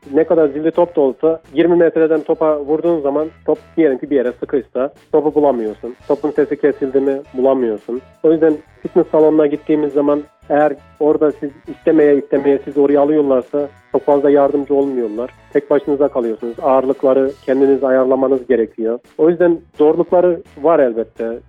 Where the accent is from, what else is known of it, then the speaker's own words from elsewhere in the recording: Develi, Kayseri Province, Turkey; Kayseri'nin Develi ilçesinin Çataloğlu köyünde 93 yılında dünyaya geldim